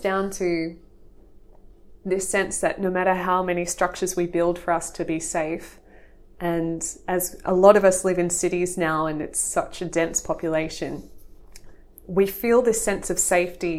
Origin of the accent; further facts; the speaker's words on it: near the Blue Mountains, New South Wales, Australia; I grew up near the Blue Mountains, so I think I've always had that access to open space